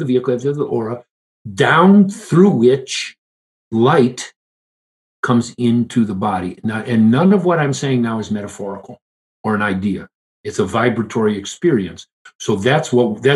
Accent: Detroit, Michigan, United States; I grew up in Detroit.

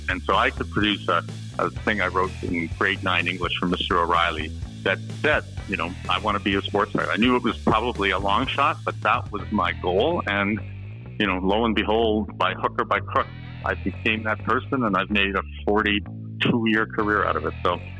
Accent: Toronto, Ontario, Canada; growing up in Toronto where I grew up

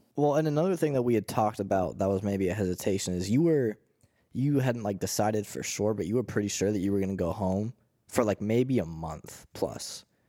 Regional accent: Pittsburgh, Pennsylvania, United States; I'm from Pittsburgh

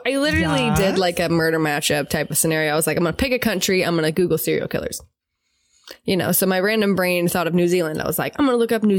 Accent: United States; I'm just an American.

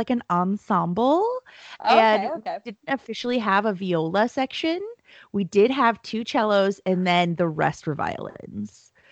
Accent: California, United States; Technically, I'm from Southern California.

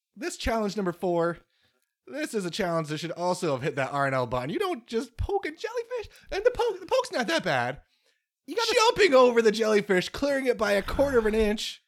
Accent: United States; as an American

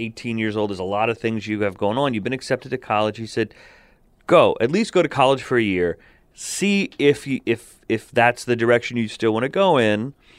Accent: Verona, New Jersey, United States; the parish I grew up in Verona, New Jersey, was fairly progressive.

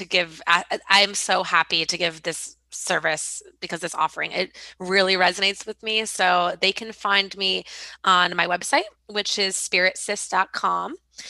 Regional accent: Michigan, United States; moved away; also born or lived in Detroit / New York; I'm from Michigan originally. So I'm a total Midwest girl too.

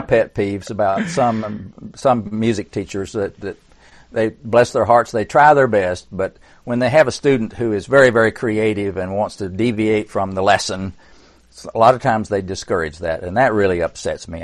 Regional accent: Tennessee, United States; I was born in Tennessee

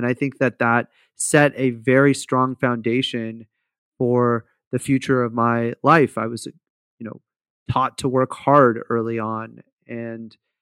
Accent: Fremont, California, United States; I grew up in Fremont, which is like this community in the Bay Area in California

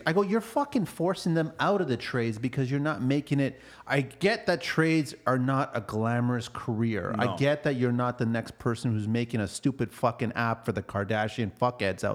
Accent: Canada

